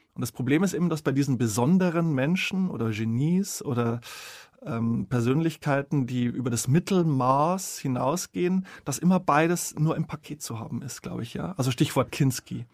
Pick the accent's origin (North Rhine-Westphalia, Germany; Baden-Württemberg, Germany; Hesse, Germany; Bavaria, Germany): Bavaria, Germany; Bavarian Forest, Germany; ich komme aus dem Bayerischen Wald